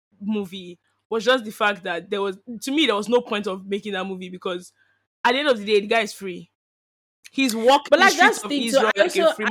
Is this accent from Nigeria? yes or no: yes; Nigeria; moved away; growing up in Nige and schooling in Nige